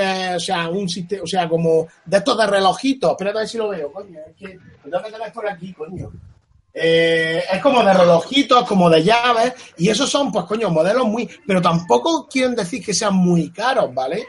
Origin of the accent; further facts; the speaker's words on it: Spain; la gente que somos de España